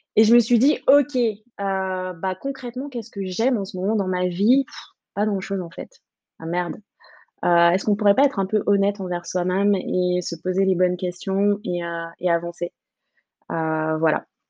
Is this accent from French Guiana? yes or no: yes; French Guiana; moved away as an adult; now in Paris, France; je viens de Guyane. Donc, euh, je, suis, un peu euh, sud-américaine